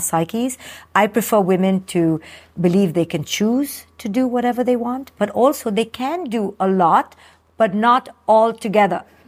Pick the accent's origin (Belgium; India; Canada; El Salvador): India; moved away; I came from India